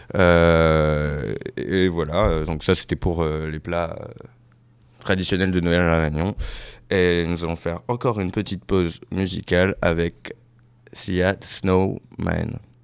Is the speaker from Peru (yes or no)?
no; Réunion; je suis français, mais je viens aussi de l'île de la Réunion